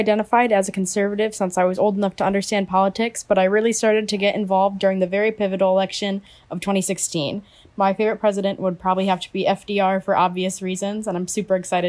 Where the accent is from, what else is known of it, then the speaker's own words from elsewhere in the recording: Portland, Connecticut, United States; from Portland, Connecticut. I study music education at the University of Connecticut School of Fine Arts.